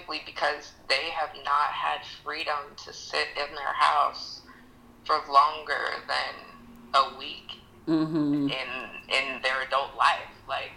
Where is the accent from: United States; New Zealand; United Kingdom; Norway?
United States; Sacramento, California; moved away; I'm from Sacramento originally